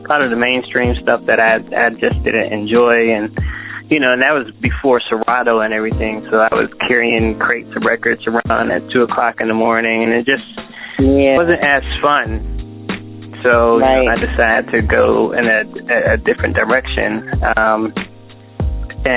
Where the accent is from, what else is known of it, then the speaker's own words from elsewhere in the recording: Pittsburgh, Pennsylvania, United States; moved away as an adult; now in Atlanta, United States; I'm originally from Pittsburgh, PA